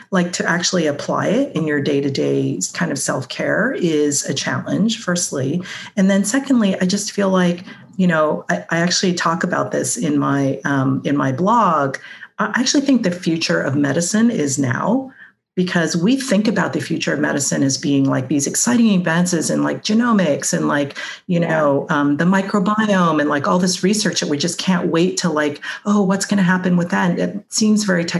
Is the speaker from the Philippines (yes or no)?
no; Hong Kong; moved away as an adult; I grew up in Hong Kong